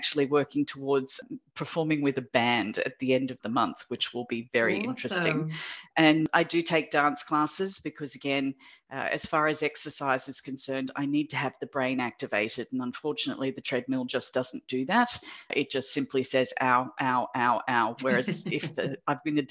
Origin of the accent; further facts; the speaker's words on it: Sydney, New South Wales, Australia; moved away as an adult; also born or lived in Japan / United Kingdom; now in Singapore; I am originally from Sydney, but I have lived in Singapore now for 16 years